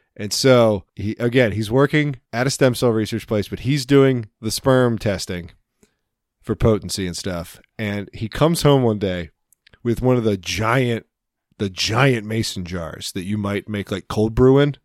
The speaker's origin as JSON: {"language": "English", "country": "United States", "said": "I'm American"}